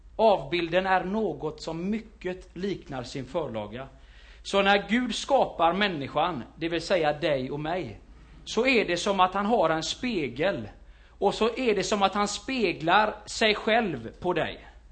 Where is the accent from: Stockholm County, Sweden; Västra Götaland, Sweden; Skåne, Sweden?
Västra Götaland, Sweden; Gothenburg; i Fiskebäck, där jag är ifrån, kan man säga, växte upp den största delen där.